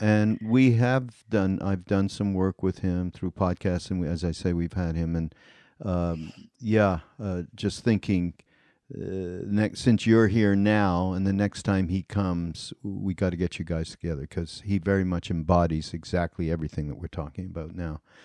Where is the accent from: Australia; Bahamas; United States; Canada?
Canada; moved away; I'm Canadian